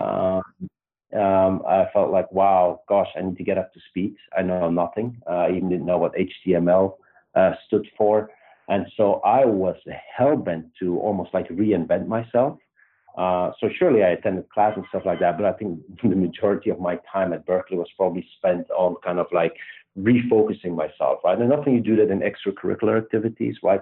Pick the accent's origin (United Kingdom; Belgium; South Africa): Belgium; accent: Belgian; moved away as an adult; also born or lived in Luxembourg; now in United States; I grew up in Belgium. Um, and um, yeah, pretty much lived there till I was 26 with a, a small stint in Luxembourg